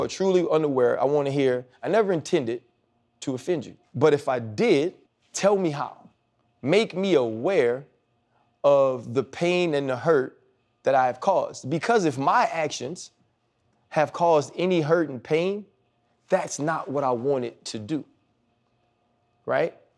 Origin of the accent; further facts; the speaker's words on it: New Orleans, Louisiana, United States; moved away; I grew up in Louisiana